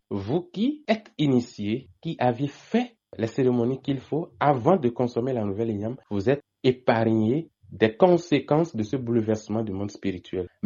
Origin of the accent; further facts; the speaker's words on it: Benin; Donc en tant que Béninois, nous devons célébrer notre manière.